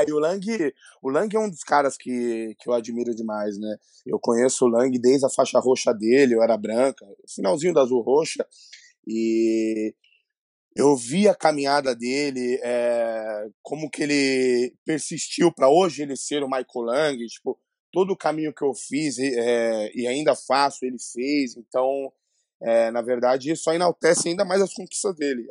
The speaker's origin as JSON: {"language": "Portuguese", "region": "São Paulo", "country": "Brazil", "said": "eu sou aqui de São Paulo, né? É, é, extremo Leste, Itaquera"}